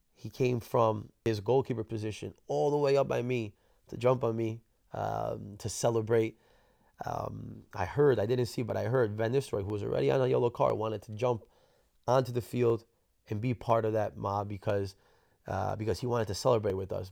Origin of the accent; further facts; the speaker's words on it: New Jersey, United States; moved away; I was from New Jersey